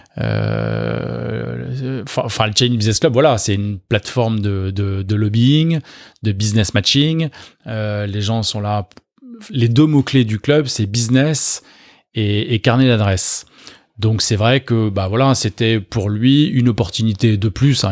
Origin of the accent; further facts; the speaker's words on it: Neuilly-sur-Seine, Île-de-France, France; je suis né à Neuilly-sur-Seine il y a quelques années déjà